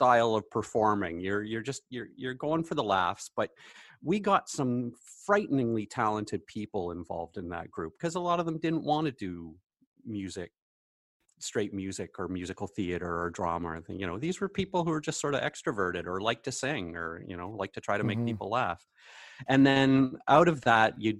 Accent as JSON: {"language": "English", "town": "Hamilton", "region": "Ontario", "country": "Canada", "tie": "born or raised there", "also_born_or_lived": "Kingston, Ontario", "moved": "yes", "lives_now": "Renfrew, Canada", "said": "I grew up in Hamilton"}